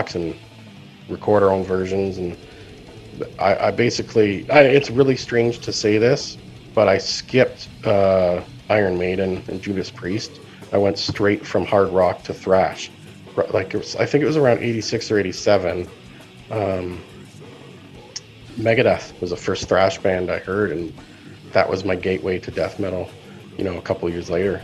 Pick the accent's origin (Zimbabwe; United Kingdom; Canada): Canada; London, Ontario; Where I grew up in London, there was a couple boutique, you know, underground record shops